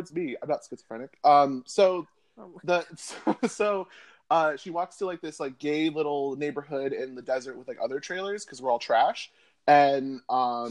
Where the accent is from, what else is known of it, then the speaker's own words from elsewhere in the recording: Chandler, Arizona, United States; me being a young gay boy growing up in Chandler, Arizona